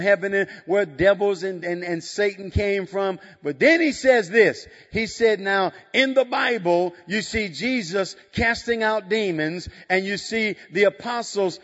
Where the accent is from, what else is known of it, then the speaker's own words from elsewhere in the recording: Chicago, Illinois, United States; I'm from the south side of Chicago